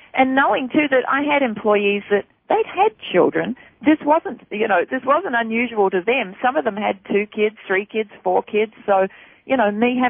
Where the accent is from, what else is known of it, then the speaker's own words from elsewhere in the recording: Australia; moved away as an adult; now in United States; I'm from Australia